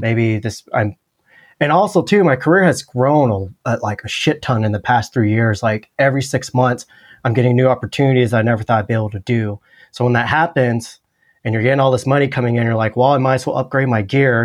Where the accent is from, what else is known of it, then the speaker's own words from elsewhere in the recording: California, United States; moved away as an adult; also born or lived in Los Angeles, United States; now in Austin, United States; I grew up in California